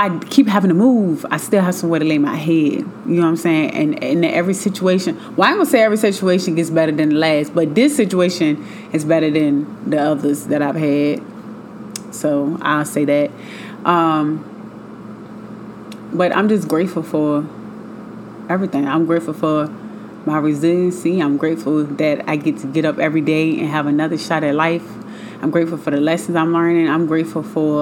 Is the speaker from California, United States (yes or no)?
no; Richmond, Virginia, United States; moved away; I'm from Richmond, Virginia. That's where I moved from, born and raised